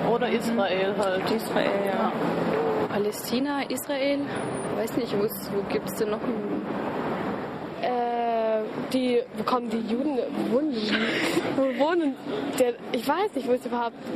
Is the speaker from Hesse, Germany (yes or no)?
no; Berlin, Germany; Ich komme aus Berlin, Alter. Ich kenne sowas nicht.